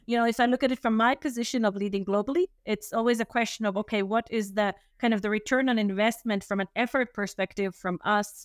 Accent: Finland; now in Switzerland; I'm originally from Finland

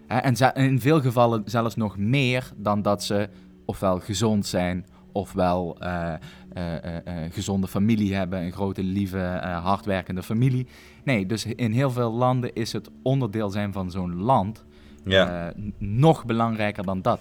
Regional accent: Netherlands

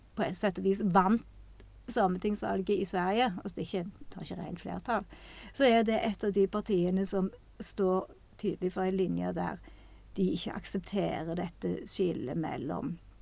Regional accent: Western Norway, Norway; jeg har vokst opp på Vestlandet

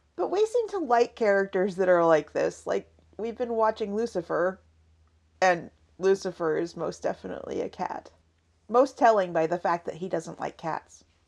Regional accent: Seattle, Washington, United States; moved away; we come from Seattle and I kept my team when we moved down south

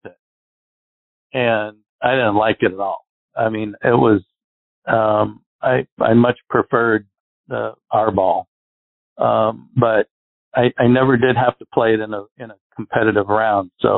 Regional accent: Arizona, United States; I grew up in Arizona

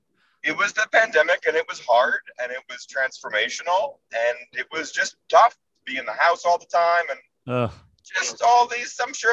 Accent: New York, United States; also born or lived in Los Angeles; I'm from New York originally. And my family's in New York, and I usually spend my summers in New York.

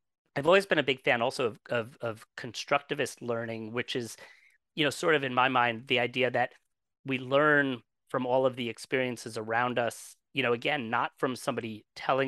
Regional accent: New Jersey, United States; I'm from New Jersey. I spent most of my life in New Jersey

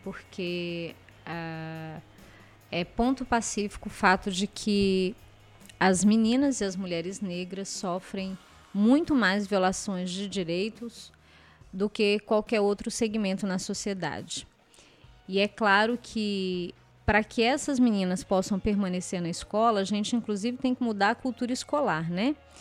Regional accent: Ceilândia, Federal District, Brazil; eu desenvolvi o projeto na, numa escola que fica na mesma comunidade onde eu cresci

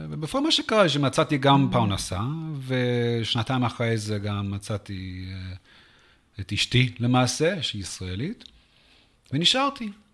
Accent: San Antonio, Texas, United States; Hebrew is a second language; moved away as an adult; also born or lived in South Africa / Washington, D.C. / Jerusalem, Israel; now in Israel; אני גדלתי בעיקר בטקסס, בסן אנטוניו

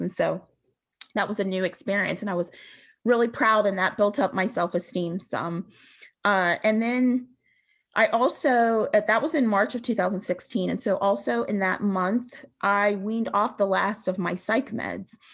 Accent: Western Pennsylvania, United States; I grew up in Western Pennsylvania in a pretty rural area

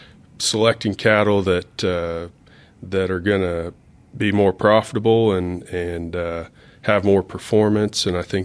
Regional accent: Pratt, Kansas, United States; I grew up in Pratt, Kansas, not too far from where you grew up, Shane.

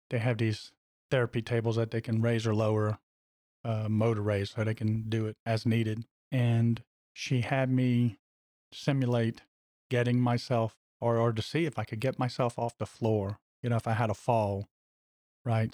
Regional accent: Louisiana, United States; my home state of Louisiana

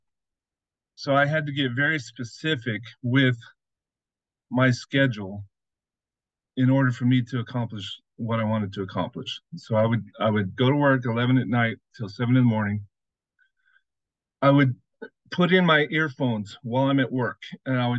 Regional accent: Las Vegas, Nevada, United States; I grew up in Las Vegas, had great big dreams

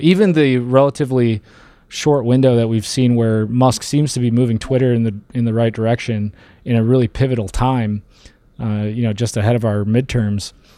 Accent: Detroit, Michigan, United States; moved away as an adult; now in Colorado, United States; I was born in Detroit. I grew up right around there

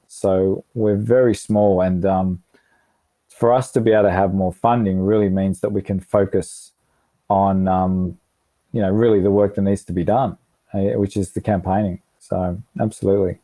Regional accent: Melbourne, Victoria, Australia; moved away; I'm from Melbourne, so I've got, um, you know, my sister and all my cousins in Melbourne

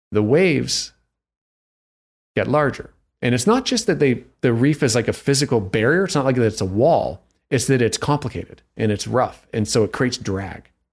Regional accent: Toronto, Ontario, Canada; now in Vancouver, Canada; I'm Canadian from Toronto

